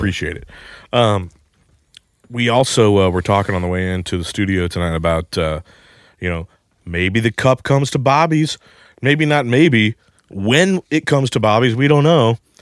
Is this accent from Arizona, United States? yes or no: no; Saint Charles, Missouri, United States; moved away; I'm from Saint Charles